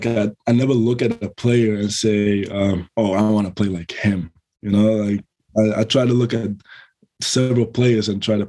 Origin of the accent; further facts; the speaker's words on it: Almere, Flevoland, Netherlands; moved away as an adult; now in United States; I actually grew up in a small town near it. It's like 20 minutes from it. It's called Almere.